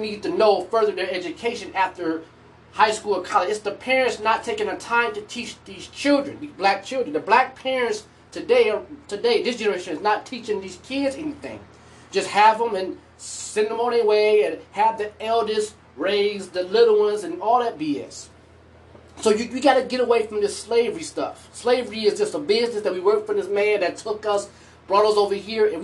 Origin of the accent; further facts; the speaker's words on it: United States; I am an African American person in America. I am American